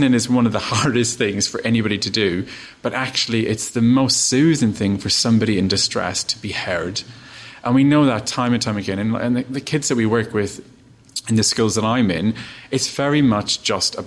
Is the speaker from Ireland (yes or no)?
yes; Ireland; I'm Irish. I grew up in a tiny little town